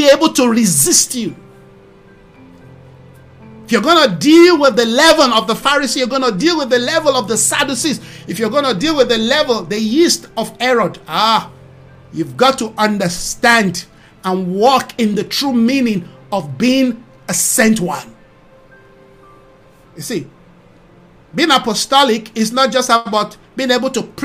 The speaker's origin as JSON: {"language": "English", "country": "Nigeria", "moved": "yes", "lives_now": "South Africa", "said": "I'm from Nigeria"}